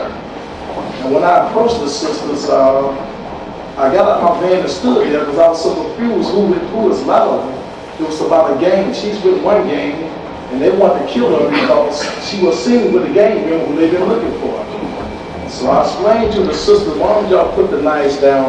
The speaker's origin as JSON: {"language": "English", "town": "Detroit", "region": "Michigan", "country": "United States", "also_born_or_lived": "Chicago", "said": "I'm from Detroit, Michigan. I'm working here in Chicago"}